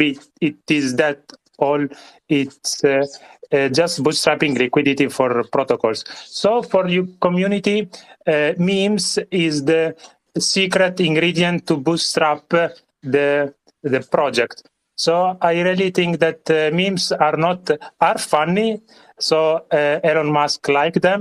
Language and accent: English; Italy; accent: Italian; English is a second language; I am from Italy, but there is no Italian accent, how you can hear.